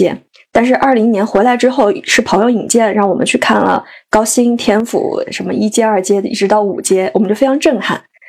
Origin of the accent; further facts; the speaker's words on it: Sichuan, China; moved away as an adult; also born or lived in Beijing; now in Chengdu, China; 我来成都两年半啊，虽然我是一个四川人，但其实对成都是很不了解的。